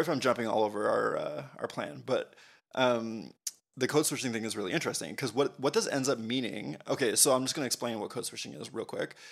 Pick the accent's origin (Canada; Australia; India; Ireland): Canada; we're Canadian.